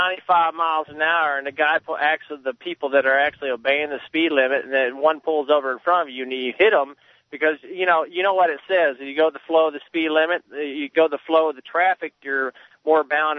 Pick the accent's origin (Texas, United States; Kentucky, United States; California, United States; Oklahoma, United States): Texas, United States; Austin; I'm a redneck from Austin, man